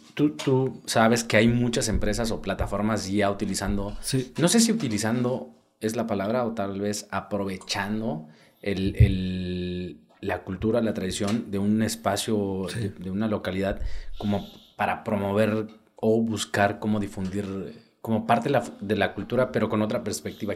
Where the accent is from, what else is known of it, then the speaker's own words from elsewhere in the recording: Juchitán, Oaxaca, Mexico; soy del Istmo y soy de Juchitán